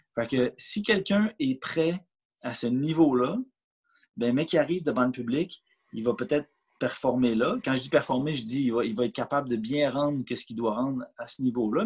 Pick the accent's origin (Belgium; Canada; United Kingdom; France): Canada; je, demeure au Canada. Je suis né au Canada.